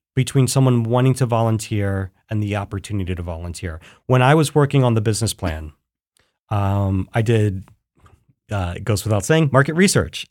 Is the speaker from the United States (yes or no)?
yes; Philadelphia, Pennsylvania, United States; now in Columbus, United States; I'm from Philadelphia